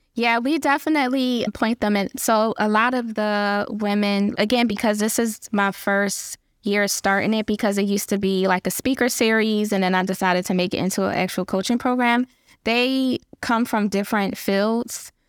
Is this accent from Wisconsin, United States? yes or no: no; Philadelphia, Pennsylvania, United States; I just have that grit and I'm from Philly